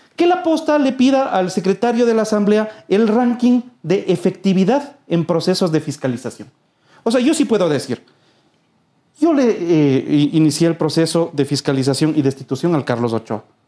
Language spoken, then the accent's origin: Spanish; Quito, Pichincha, Ecuador; somos quiteños